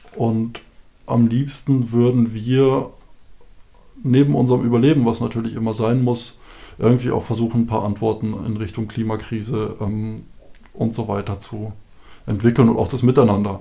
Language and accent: German; Bavaria, Germany; now in Seewalde, Germany; wir kommen aus Bayern, da ist eine unglaublich tiefe, schwarze, satte Erde